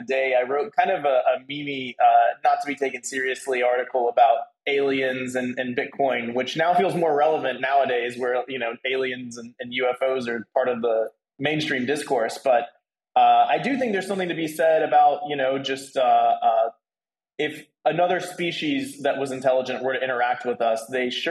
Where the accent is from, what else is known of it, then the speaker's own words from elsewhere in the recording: Nashville, Tennessee, United States; now in Puerto Rico; I'm actually from Nashville